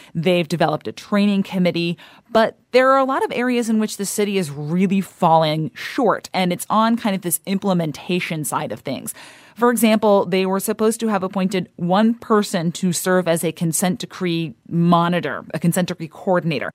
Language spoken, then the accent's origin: English; St. Louis, Missouri, United States; I grew up in Saint Louis